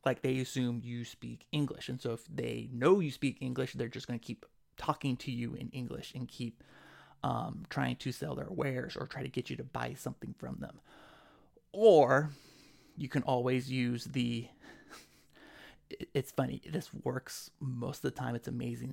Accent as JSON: {"language": "English", "town": "Sacramento", "region": "California", "country": "United States", "said": "I'm from Sacramento."}